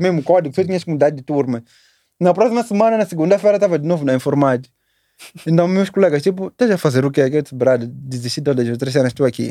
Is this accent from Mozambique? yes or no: yes; Matola, Maputo, Mozambique; also born or lived in Magude / Chinavane; nasci aqui em Maputo, Maputo Matola, vamos dizer Matola